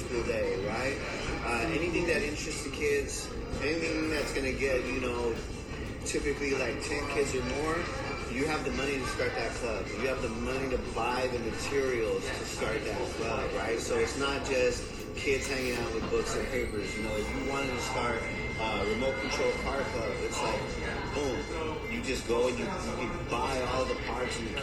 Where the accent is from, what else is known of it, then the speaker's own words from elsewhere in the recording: San Diego, California, United States; now in Chula Vista, United States; I am from New San Diego, nice people call it City Heights, right there across the street from Wilson Junior High